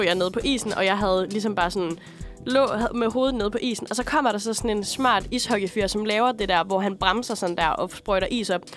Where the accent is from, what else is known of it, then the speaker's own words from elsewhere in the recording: Aalborg, North Denmark Region, Denmark; moved away; nu er jeg jo også fra Jylland, fra Aalborg